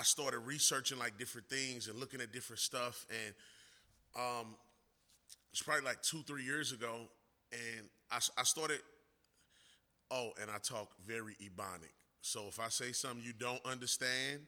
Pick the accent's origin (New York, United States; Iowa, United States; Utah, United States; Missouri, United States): Missouri, United States; St. Louis; also born or lived in Mississippi; I grew up in Mississippi, in St. Louis, in a situation where I lived in a low-income neighborhood.